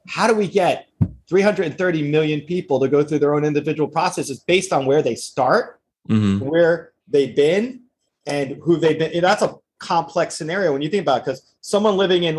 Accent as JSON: {"language": "English", "region": "New Jersey", "country": "United States", "tie": "born or raised there", "said": "I grew up in New Jersey"}